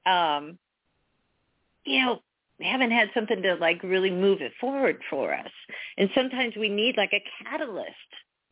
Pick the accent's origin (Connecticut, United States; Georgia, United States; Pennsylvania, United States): Pennsylvania, United States; moved away; from Pennsylvania originally